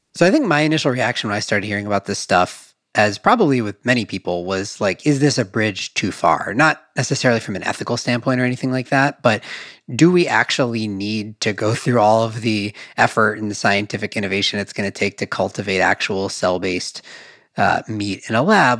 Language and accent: English; Madison, Wisconsin, United States; I grew up in Wisconsin, Madison, Wisconsin